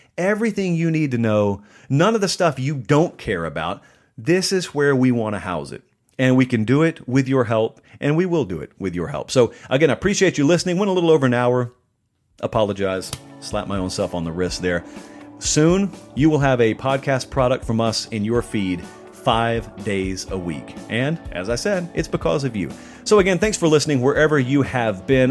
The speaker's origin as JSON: {"language": "English", "region": "the South", "country": "United States"}